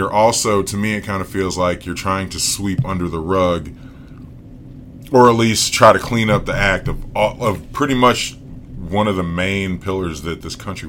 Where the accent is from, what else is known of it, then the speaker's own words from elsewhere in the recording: Virginia, United States; I'm from Virginia